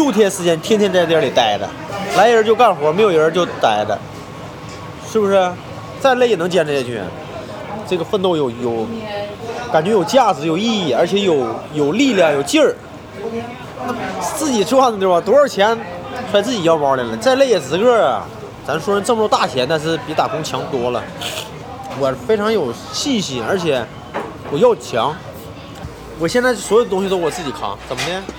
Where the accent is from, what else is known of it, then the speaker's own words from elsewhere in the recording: Heilongjiang, China; also born or lived in Beijing; now in Shenyang, China; 我家不是沈阳的，我家是黑龙江的。